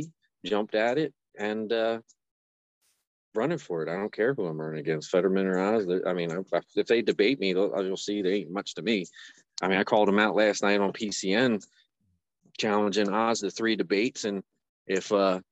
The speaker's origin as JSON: {"language": "English", "town": "Pennsburg", "region": "Pennsylvania", "country": "United States", "said": "I'm from Pennsburg, so like northeast Pennsylvania, about like 20-30 minutes north of Philadelphia"}